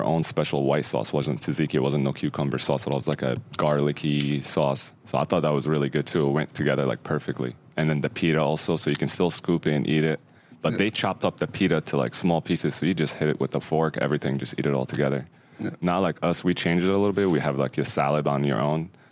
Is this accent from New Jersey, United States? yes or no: yes; New Jersey, United States; moved away as an adult; now in Omaha, United States; back home where I'm from New Jersey originally